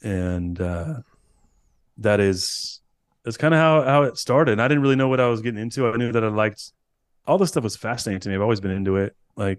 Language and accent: English; California, United States; We're both from California, Northern California.